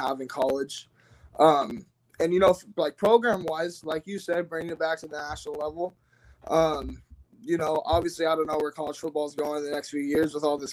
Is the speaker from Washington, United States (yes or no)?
yes; Ferndale, Washington, United States; I'm from Ferndale, which has a rich Husky, you know, kind of legacy